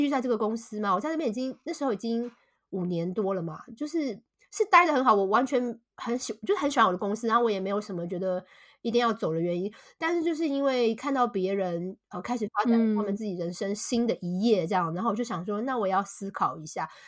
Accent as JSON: {"language": "Chinese", "region": "Taipei", "country": "Taiwan", "tie": "born or raised there", "also_born_or_lived": "Shanghai, China", "moved": "as an adult", "lives_now": "United Kingdom", "said": "我是土生土长的台北人，我从来没有住过台北以外的地方"}